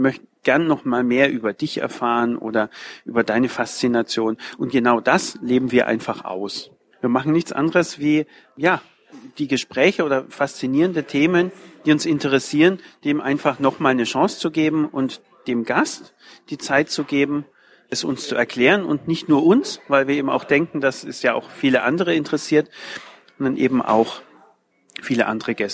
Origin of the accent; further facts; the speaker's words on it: Nuremberg, Bavaria, Germany; oh, ich komme aus Nürnberg, ah ja, klar, Nürnberg, ja, kenne ich schon, ist ja nicht weit weg von hier.